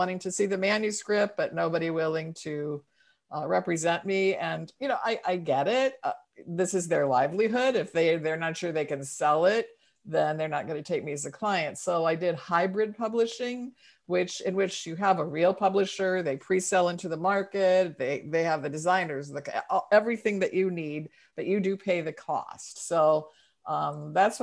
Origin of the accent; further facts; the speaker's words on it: St. Louis, Missouri, United States; now in Oakland, United States; I live in Oakland, California, though I'm originally from St. Louis, but we've lived here since 1978